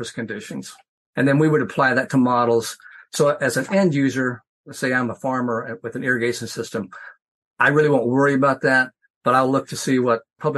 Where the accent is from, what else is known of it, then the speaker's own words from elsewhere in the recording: Western Nebraska, United States; moved away; also born or lived in Missouri; I grew up in Western Nebraska